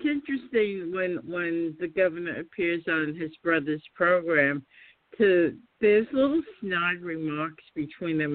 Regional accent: New York City, New York, United States; I'm originally from Queens

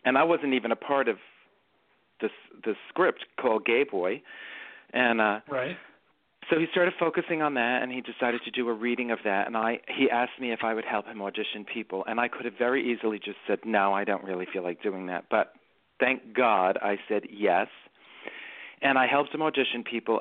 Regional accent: New York City, New York, United States; accent: Bronx; I grew up in the Bronx and I grew up in a very small neighborhood called City Island

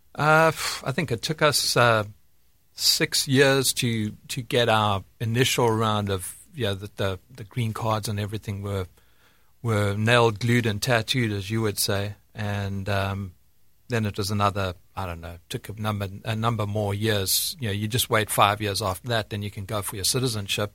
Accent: South Africa; moved away as an adult; now in United States; I was born in, born and bred in South Africa, and, uh, grew up there until my, uh, I don't know, mid-twenties or so

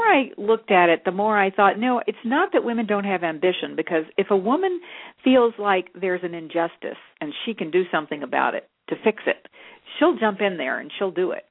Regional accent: Texas, United States; I grew up in in Texas, and my father actually w- made Western wear. So I actually grew up wearing the cow. I was a cowgirl

